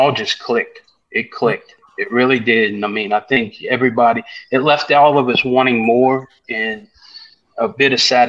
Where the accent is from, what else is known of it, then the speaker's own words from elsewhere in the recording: New Orleans, Louisiana, United States; moved away; I grew up in New Orleans